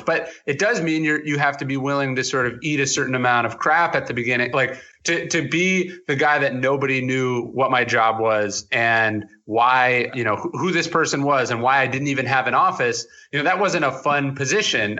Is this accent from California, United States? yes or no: yes; outside Sacramento, Northern California, United States; I was born in Northern California outside Sacramento.